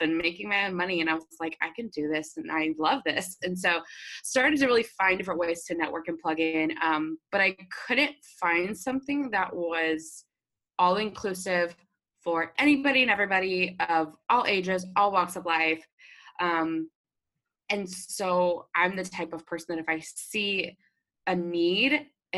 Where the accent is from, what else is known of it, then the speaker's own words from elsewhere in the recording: Dallas, Texas, United States; also born or lived in Arkansas; I grew up in the Dallas area. I grew up in the suburbs in North Texas, and lived here my whole life